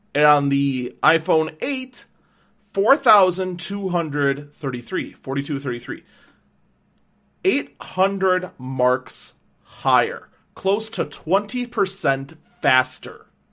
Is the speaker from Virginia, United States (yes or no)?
no; Wauwatosa, Wisconsin, United States; here in my hometown of Wauwatosa